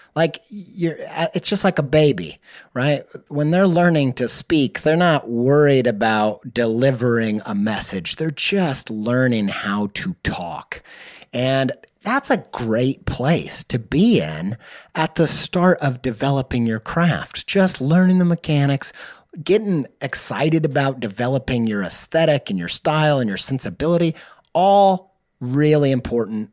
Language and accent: English; the Midwest Bible Belt, United States; I grew up in the in the Midwest Bible Belt